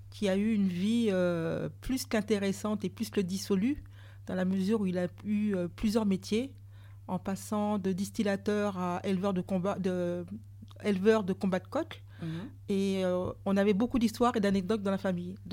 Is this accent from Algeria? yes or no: no; Martinique; je suis martiniquaise.